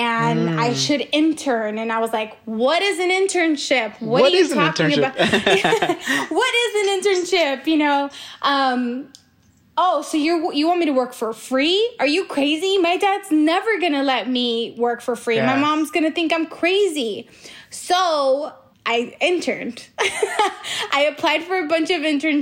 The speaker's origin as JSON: {"language": "English", "town": "Los Angeles", "region": "California", "country": "United States", "tie": "born or raised there", "said": "I grew up in Hollywood"}